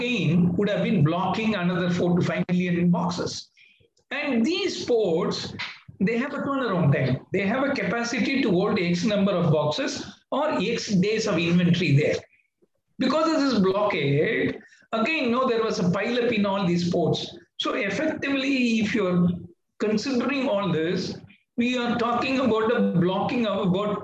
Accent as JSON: {"language": "English", "country": "India"}